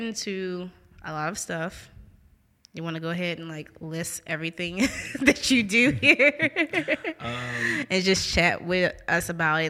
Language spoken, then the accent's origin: English; New Orleans, Louisiana, United States; now in Jackson, United States; you guys know I'm from New Orleans.